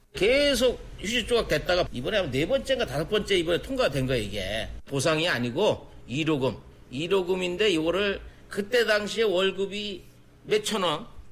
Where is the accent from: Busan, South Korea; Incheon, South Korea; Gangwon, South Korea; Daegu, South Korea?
Gangwon, South Korea; Yanggu; now in Seoul, South Korea; 제가 이제 고향이 강원도 그 양구